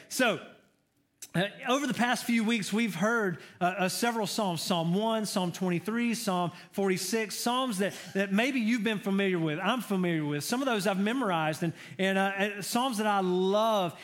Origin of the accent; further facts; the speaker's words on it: Georgia, United States; I'm from Georgia. I'm a Georgia boy.